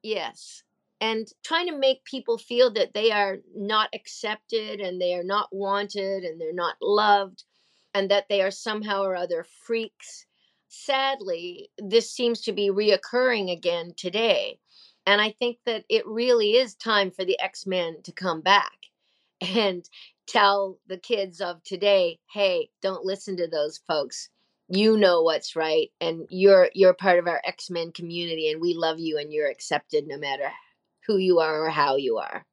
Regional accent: Nova Scotia, Canada; also born or lived in Australia; I moved home to Nova Scotia, Canada, where I had grown up

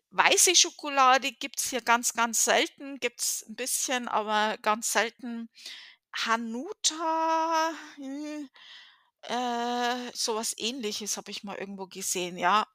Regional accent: Germany; now in United States; von meiner Heimatstadt

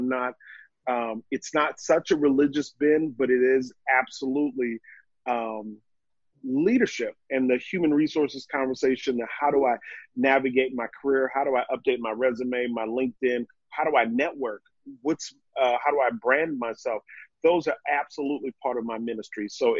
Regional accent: New York, United States; So I'm a New Yorker. I ain't going nowhere until it's time to move to Europe.

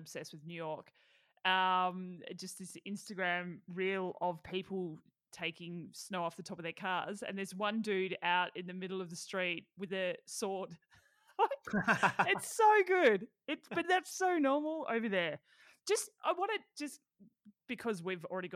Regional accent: Melbourne, Victoria, Australia; I was from Melbourne

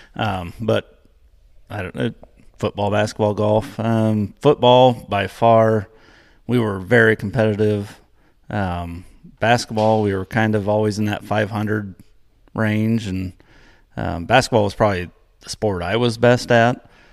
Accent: Palestine, Indiana, United States; I grew up in Palestine, Indiana

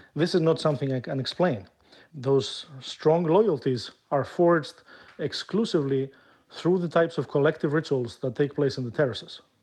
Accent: Greece; moved away as an adult; my home country, which is Greece

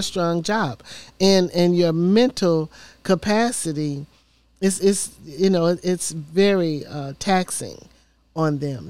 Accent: Memphis, Tennessee, United States; now in Nashville, United States; I'm a born and raised in Memphis, Tennessee

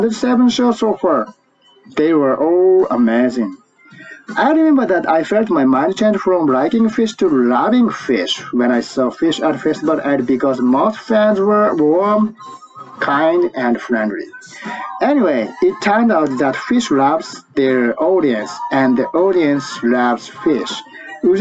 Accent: Japan; English is a second language; from Japan.

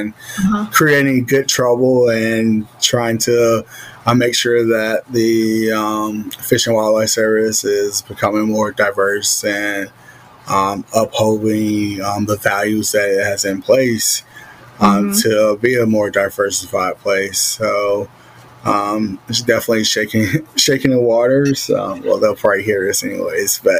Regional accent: Georgia, United States; I'm from Georgia

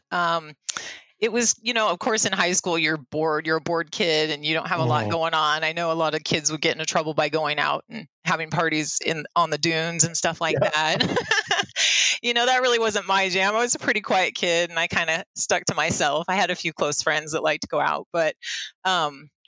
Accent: North Bend, Oregon, United States; moved away as an adult; now in Southern Oregon, United States; I was born and raised on the Oregon coast in North Bend.

